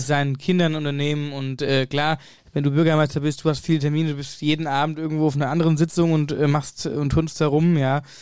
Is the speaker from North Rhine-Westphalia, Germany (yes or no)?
no; Wöllstadt, Hesse, Germany; meiner Heimatregion Wölfstadt